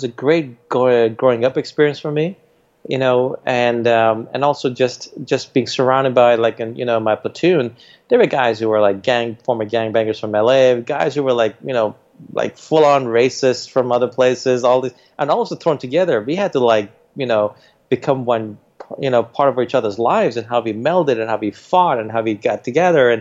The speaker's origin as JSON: {"language": "English", "town": "New York City", "region": "New York", "country": "United States", "tie": "born or raised there", "said": "We didn't grow up in an Indian community. We grew up in Jamaica, Queens, where all the rappers came from."}